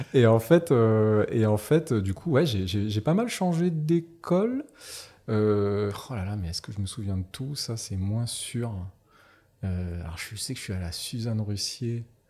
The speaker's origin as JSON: {"language": "French", "town": "Nouméa", "region": "South Province", "country": "New Caledonia", "tie": "born or raised there", "also_born_or_lived": "Northern Province, New Caledonia", "said": "je suis né en Caïdonie Et puis, bah, j'ai fait toute ma scolarité ici"}